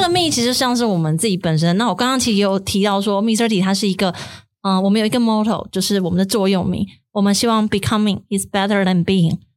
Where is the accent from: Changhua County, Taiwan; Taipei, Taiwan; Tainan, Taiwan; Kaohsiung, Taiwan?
Kaohsiung, Taiwan; moved away; 我自己是高雄人